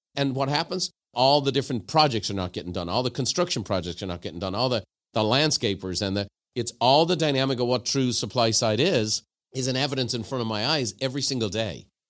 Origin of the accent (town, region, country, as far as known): Ireland; now in United States